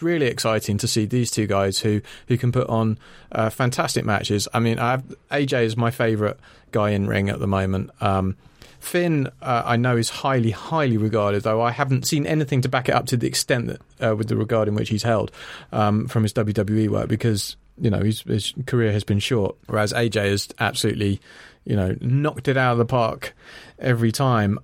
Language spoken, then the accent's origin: English; Ireland; I'm Irish